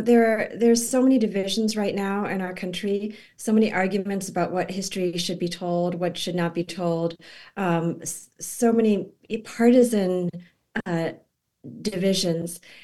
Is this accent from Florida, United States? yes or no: no; Boston, Massachusetts, United States; it's in Boston, it's in my hometown